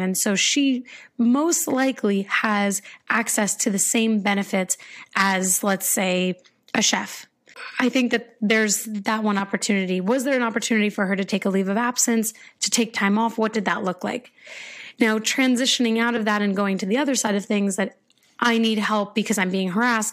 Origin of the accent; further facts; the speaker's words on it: United States; I'm American